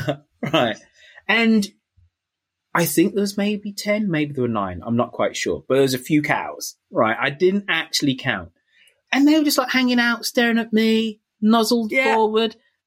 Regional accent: Birmingham, West Midlands, United Kingdom; I'm from Birmingham.

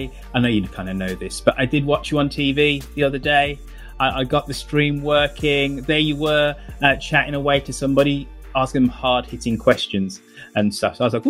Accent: Birmingham, West Midlands, United Kingdom; I'm incredibly proud of my hometown. And I think it's one of the gems of England.

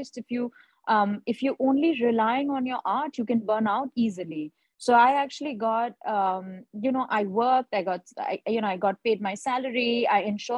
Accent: India; also born or lived in Dubai; now in Mumbai, India; I'm based in Mumbai. I'm an Indian artist.

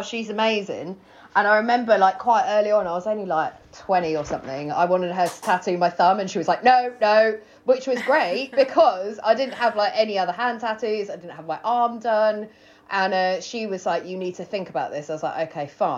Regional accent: Worthing, South East England, United Kingdom; also born or lived in London / Wales / Greece; I grew up in Worthing

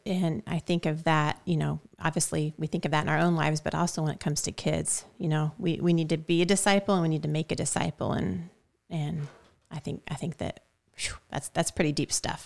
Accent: Shelbyville, United States; also born or lived in Switzerland / Italy; was born and raised in Shelbyville

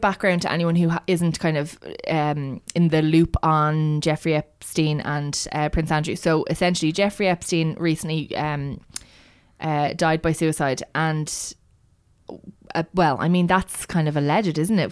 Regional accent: Ireland; I am Irish

